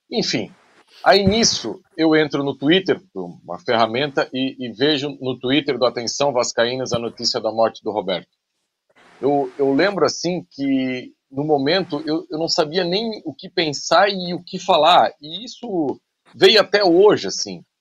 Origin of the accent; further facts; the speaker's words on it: Rio de Janeiro, Brazil; now in Nova Friburgo, Brazil; Sou, sou carioca, mas moro em Friburgo.